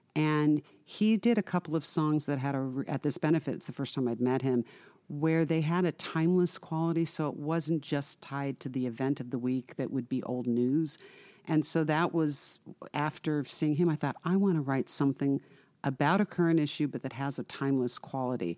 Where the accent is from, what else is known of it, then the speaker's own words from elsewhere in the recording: Irvine, California, United States; I grew up in Irvine